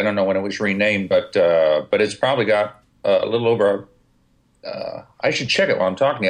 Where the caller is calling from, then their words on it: Wilmette, Illinois, United States; Wilmette, Illinois.